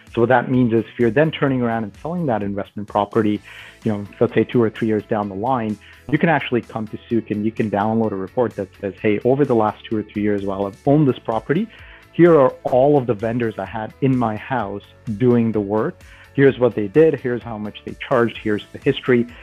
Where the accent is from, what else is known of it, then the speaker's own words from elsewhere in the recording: Toronto, Ontario, Canada; I grew up in Canada. I uh, I'm from Toronto originally, and uh, I went to school here in Toronto